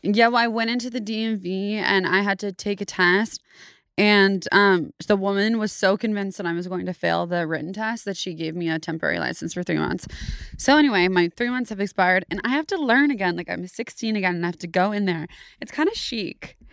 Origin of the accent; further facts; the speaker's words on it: Davis, California, United States; also born or lived in Sacramento, California / San Francisco, California; Grew up in Davis, California